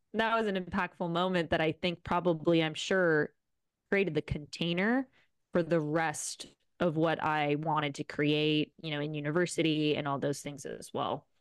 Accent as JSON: {"language": "English", "town": "Rome", "region": "Lazio", "country": "Italy", "tie": "born or raised there", "also_born_or_lived": "Boulder, Colorado / Bali", "moved": "as an adult", "lives_now": "Canggu, Indonesia", "said": "I was born and raised in Rome, Italy."}